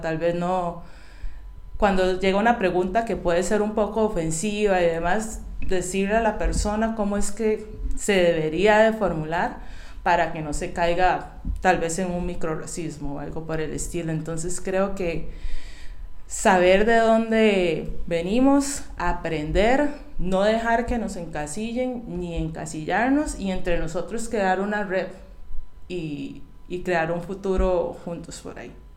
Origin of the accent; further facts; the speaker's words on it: San José, Costa Rica; now in Alajuela, Costa Rica; nací en San José, y vivo en Alajuela